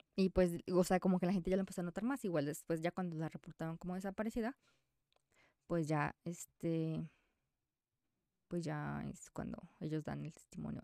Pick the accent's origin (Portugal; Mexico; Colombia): Mexico; soy mexicana